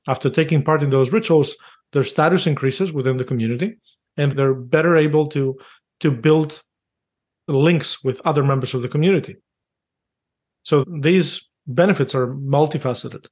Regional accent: Greece; moved away; I grew up in Greece

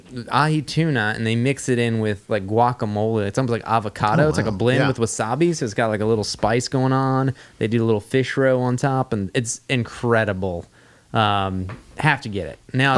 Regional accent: Long Island, New York, United States; but I'm from Long Island.

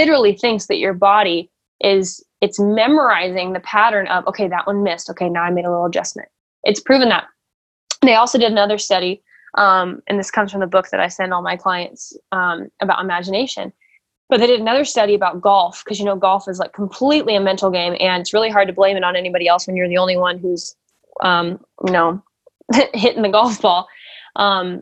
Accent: Nebraska, United States; I was born in America. I was born in Nebraska

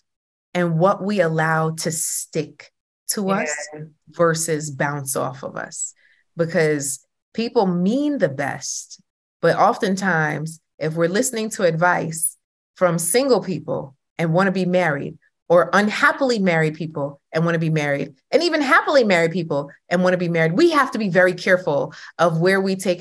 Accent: Jamaica; I'm Jamaican, okay? All the women in my family are single

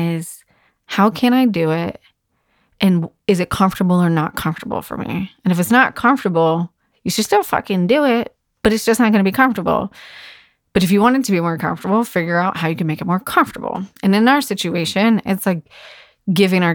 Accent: Virginia Beach, Virginia, United States; in my hometown and it's only an hour away from my house

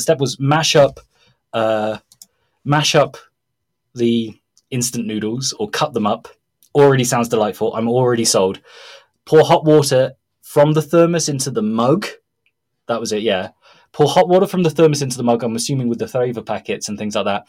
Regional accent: Mexico; And Mexicans value breakfast as much as the English. So you would have, it's not like a case in Brazil where you'd have a piece of bread or that's it.

